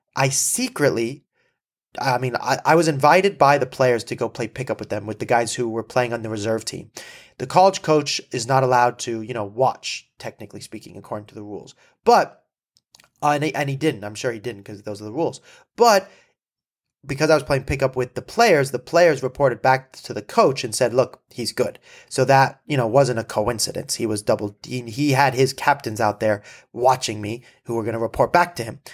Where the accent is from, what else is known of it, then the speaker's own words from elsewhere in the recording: Malibu, California, United States; I'm from Malibu